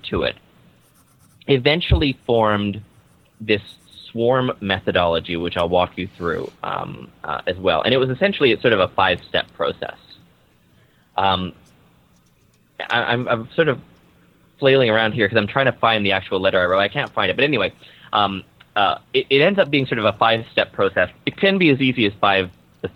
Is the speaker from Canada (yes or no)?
yes; Vancouver, British Columbia, Canada; I'm from Vancouver, Canada.